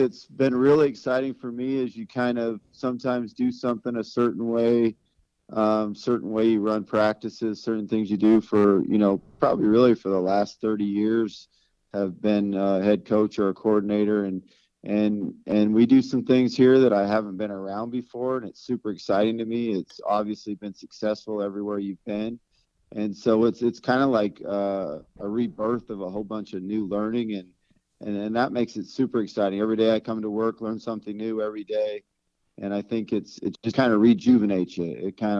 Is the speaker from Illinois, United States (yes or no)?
no; Helena, Montana, United States; moved away as an adult; also born or lived in Butte, Montana; I grew up in Montana. I was born in Butte. My dad was the head coach at Butte Central. And then he got the job at Carroll College, and we moved to Helena. And that's where I was raised and went to high school, went to Capitol High